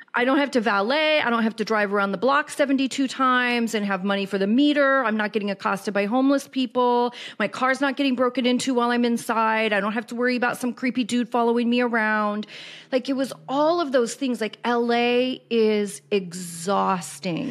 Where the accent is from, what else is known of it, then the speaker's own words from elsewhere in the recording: Kansas City, Missouri, United States; moved away as an adult; also born or lived in Los Angeles; I was born and raised in Kansas City